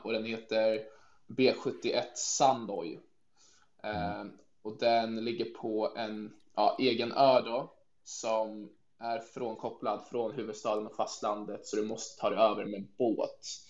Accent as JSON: {"language": "Swedish", "town": "Stockholm", "region": "Stockholm County", "country": "Sweden", "tie": "born or raised there", "also_born_or_lived": "Norrköping / Barcelona", "moved": "as an adult", "lives_now": "Faroe Islands", "said": "är född i Norrköping men har bott hela mitt liv nästan i Stockholm i Sverige"}